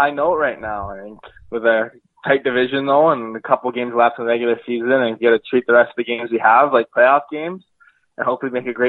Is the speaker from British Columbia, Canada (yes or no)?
yes; Langley, British Columbia, Canada; Langley, BC.